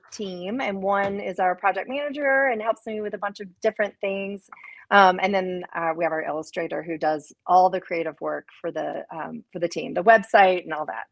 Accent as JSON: {"language": "English", "town": "Memphis", "region": "Tennessee", "country": "United States", "tie": "born or raised there", "moved": "yes", "said": "in Memphis, eh, which is again my hometown"}